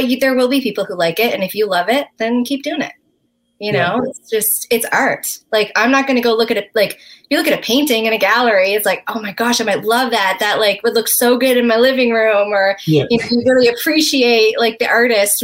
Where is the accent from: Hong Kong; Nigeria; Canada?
Canada; Newfoundland and Labrador; moved away as an adult; now in Nashville, United States